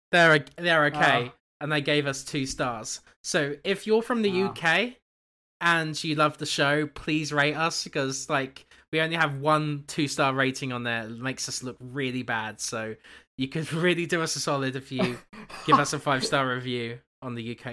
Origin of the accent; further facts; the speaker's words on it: Canada; I'm too Canadian.